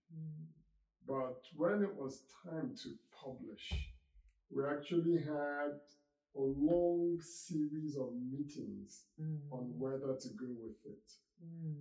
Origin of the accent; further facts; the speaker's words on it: Nigeria; moved away as an adult; also born or lived in United Kingdom; now in United States; I was born in Africa, in Nigeria, grew up there, and I went to university in the UK, lived and worked in the UK, and then moved to the United States